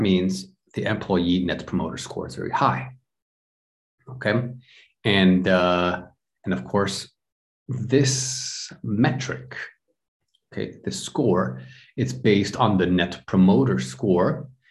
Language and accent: English; United States; now in Europe; I'm from the United States, but I live in Europe